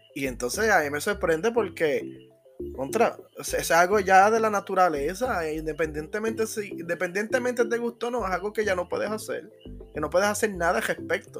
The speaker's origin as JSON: {"language": "Spanish", "country": "Puerto Rico", "said": "yo como puertorriqueño"}